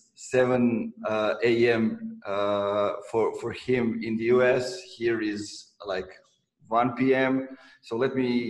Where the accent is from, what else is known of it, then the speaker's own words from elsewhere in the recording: Serbia; now in Novi Sad, Serbia; when I moved from my hometown to Novi Sad, I was part of the co-working community of Serbia